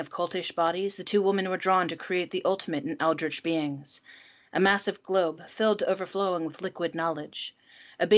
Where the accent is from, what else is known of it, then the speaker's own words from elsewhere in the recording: United States; I'm the American hostess